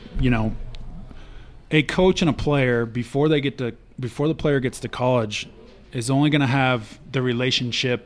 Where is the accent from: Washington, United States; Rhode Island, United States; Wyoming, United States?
Wyoming, United States; I'm from Wyoming, so I had a lot of friends that came from Cody and knew them